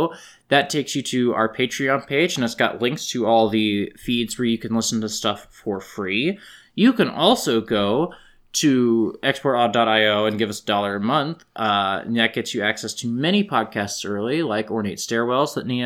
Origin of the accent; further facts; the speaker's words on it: Lawrence, Kansas, United States; my hometown of Lawrence, Kansas